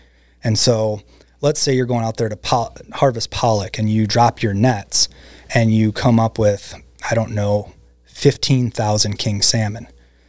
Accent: Midwest, United States; You know, the fields where I grew up in the Midwest, they used to turn over every year.

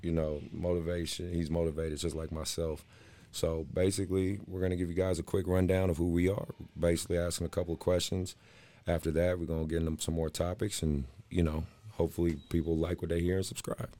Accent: Oakland, California, United States; I grew up in West Oakland, California

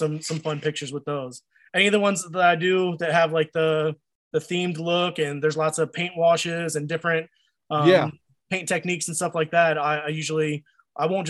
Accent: Virginia, United States; also born or lived in Akron, Ohio; I was born in Akron, Ohio. I don't remember. We moved to Virginia, but when I was like a little baby

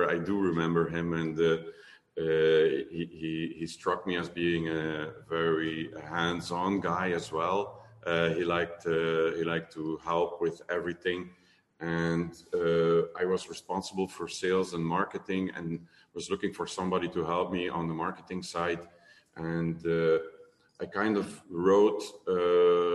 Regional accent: Limburg, Flanders, Belgium; English is a second language; I'm from Limburg, so I'm from the slow part of the country.

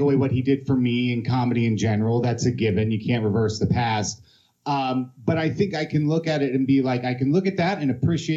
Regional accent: Cincinnati, Ohio, United States; moved away as an adult; now in Chicago, United States; I was born and raised in Cincinnati.

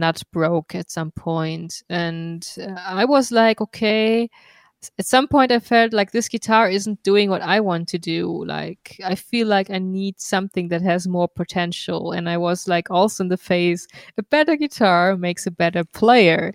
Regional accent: Darmstadt, Hesse, Germany; We are in my hometown, Darmstadt, in Goldene Krone

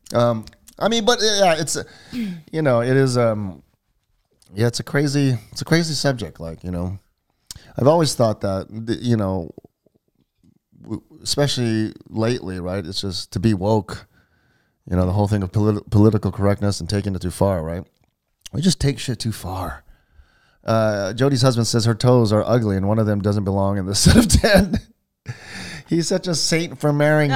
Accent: Hawaii, United States; growing up in Hawaii

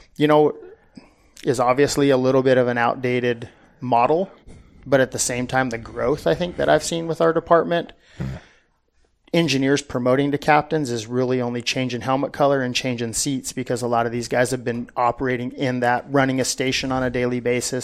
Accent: Southern California, United States; I grew up in Southern California. Um, pretty much was there my whole life

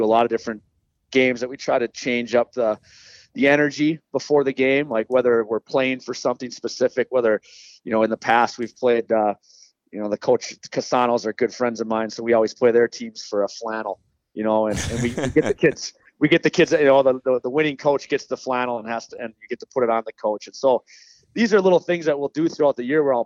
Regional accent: Farmington, Minnesota, United States; I'm born and raised in Farmington

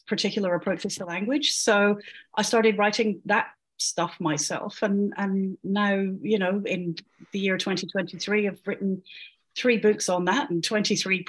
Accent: Scotland, United Kingdom; I'm Scottish

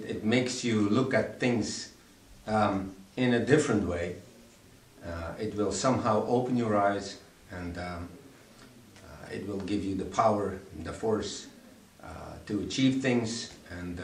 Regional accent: Belgium; I will go back home, and I'm from Belgium, and I'm happy to go back home.

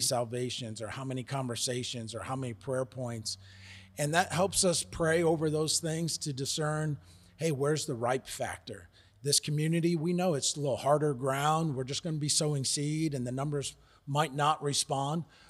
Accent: United States; moved away as an adult; now in South Africa; We're originally from the United States

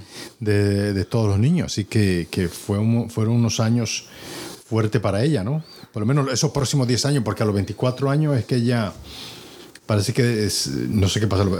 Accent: Dominican Republic; now in United States

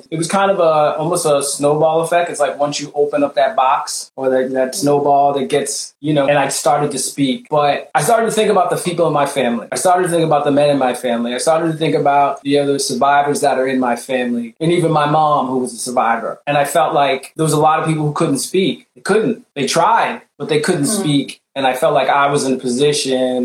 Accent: Barbados; I'm West Indian and stuff and Barbados

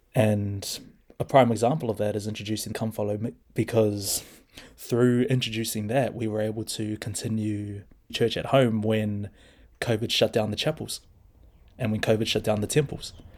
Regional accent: Hamilton, Waikato, New Zealand; also born or lived in Maramarua, New Zealand / Australia; I was born and raised in Hamilton

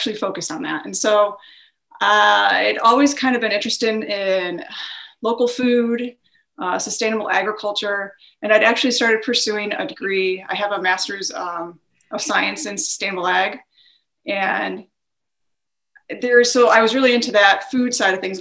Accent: Detroit, Michigan, United States; I am from the Metro Detroit area, born and raised there

